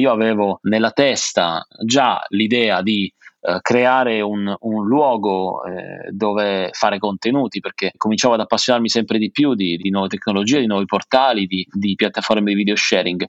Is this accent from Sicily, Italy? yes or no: no; Taranto, Apulia, Italy; moved away as an adult; now in Milan, Italy; io nasco in una terra abbastanza difficile, no? Nasco a Taranto, una città dove non c'era molta scelta